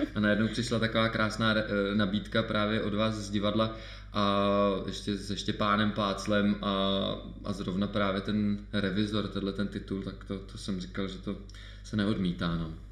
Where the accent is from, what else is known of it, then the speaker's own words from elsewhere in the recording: Czechia; kde jsem vlastně působil já jako jediný Čech